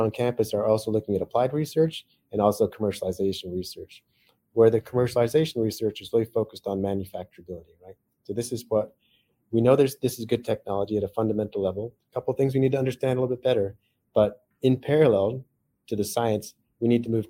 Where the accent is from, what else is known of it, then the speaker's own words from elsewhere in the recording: Silicon Valley, California, United States; I grew up in Silicon Valley